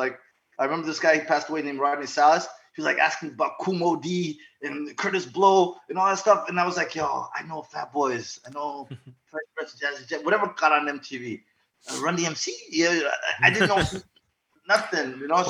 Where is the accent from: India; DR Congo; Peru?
DR Congo; born there; So I was born in Zaire, uh-huh. and then which is now called the Congo. I'm actually from Rwanda. My family's Rwandese, right?